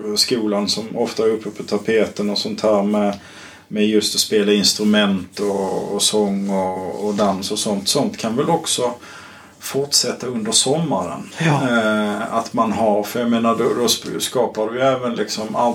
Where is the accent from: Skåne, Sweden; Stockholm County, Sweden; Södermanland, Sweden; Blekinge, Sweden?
Skåne, Sweden; Kristianstad; jag är uppvuxen i, eh, i Kristianstad kommun